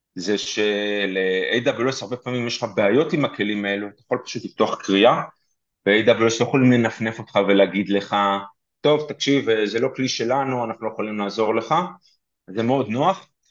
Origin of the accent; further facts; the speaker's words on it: Petah Tikva, Central District, Israel; אני פתח תקוואי גאה